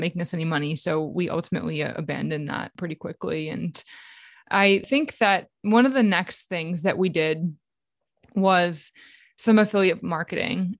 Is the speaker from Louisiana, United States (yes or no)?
yes; New Orleans, Louisiana, United States; I'm from New Orleans